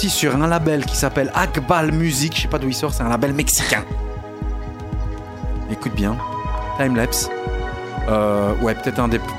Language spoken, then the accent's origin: French; Charleroi, Wallonia, Belgium; Nous, on vient de Charleroi